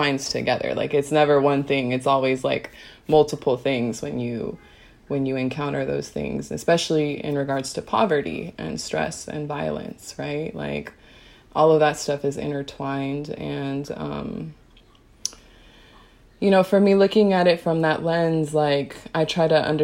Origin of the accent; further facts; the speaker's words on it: United States; an Afro-Latina woman growing up in America